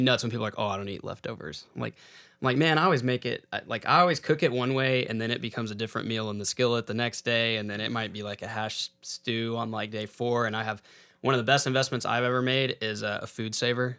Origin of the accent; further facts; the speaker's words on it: San Angelo, Texas, United States; I grew up in San Angelo, Texas